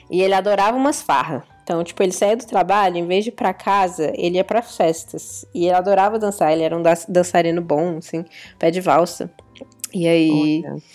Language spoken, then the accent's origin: Portuguese; Pernambuco, Brazil; Pra quem não sabe, eu nasci no Nordeste, inclusive. Não tenho mais sotaque, mas eu sou de Pernambuco.